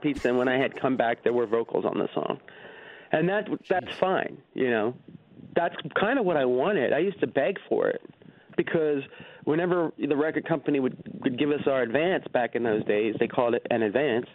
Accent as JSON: {"language": "English", "town": "Marlton", "region": "New Jersey", "country": "United States", "tie": "born or raised there", "said": "I grew up in Marlton, New Jersey."}